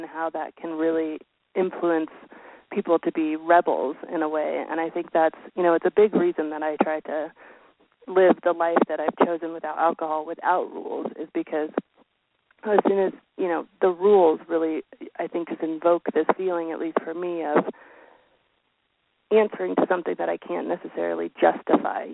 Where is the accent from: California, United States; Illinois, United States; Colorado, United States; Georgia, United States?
Colorado, United States; born or raised there